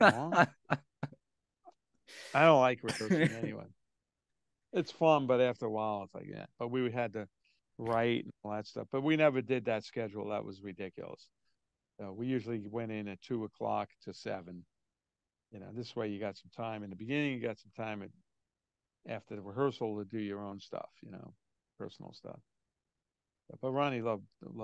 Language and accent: English; New York City, New York, United States; I'm from New York, but Brooklyn, New York, and I'm Italian